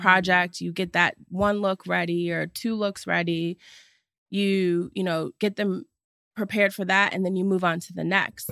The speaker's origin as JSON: {"language": "English", "town": "Cleveland", "region": "Ohio", "country": "United States", "also_born_or_lived": "New York", "moved": "yes", "lives_now": "Los Angeles, United States", "said": "I am originally from Cleveland, Ohio. And now I live in Los Angeles"}